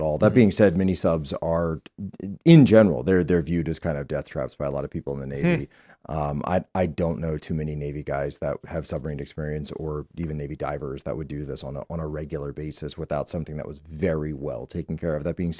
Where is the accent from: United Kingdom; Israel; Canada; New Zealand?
Canada; The future seems bleak to me as a Canadian.